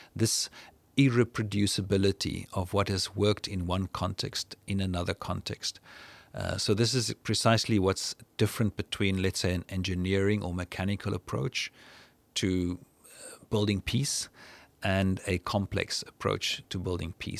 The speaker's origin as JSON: {"language": "English", "country": "South Africa", "said": "I'm from South Africa"}